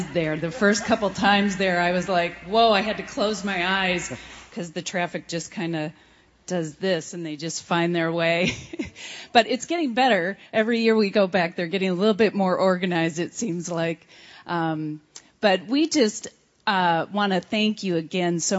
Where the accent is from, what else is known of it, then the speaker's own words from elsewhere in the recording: Wisconsin, United States; moved away as an adult; now in Buena Vista, Colorado, United States; the Lord called us to pastor in my home state